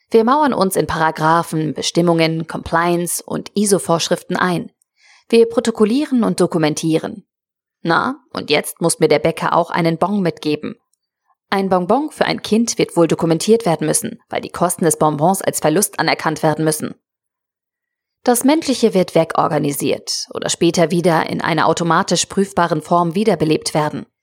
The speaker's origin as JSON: {"language": "German", "region": "Northern Germany", "country": "Germany", "said": "Ich komme ja aus Norddeutschland."}